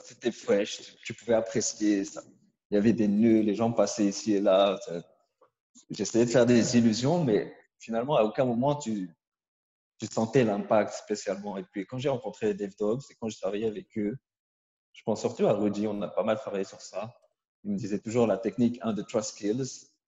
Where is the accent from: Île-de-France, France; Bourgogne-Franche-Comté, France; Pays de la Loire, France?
Île-de-France, France; Créteil; on vient de Créteil